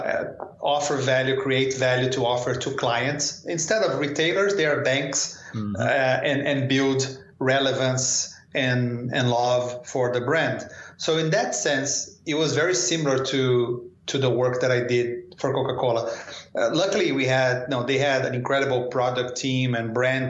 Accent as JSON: {"language": "English", "region": "São Paulo", "country": "Brazil", "also_born_or_lived": "Rio de Janeiro, Brazil / New Delhi, India / Paris, France", "moved": "as an adult", "said": "I'm from Sao Paulo"}